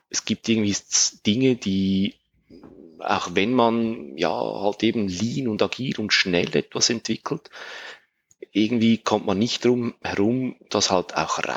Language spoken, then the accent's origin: German; Switzerland; die Analogie zum, zum Käse, sage ich mal, als Schweizer.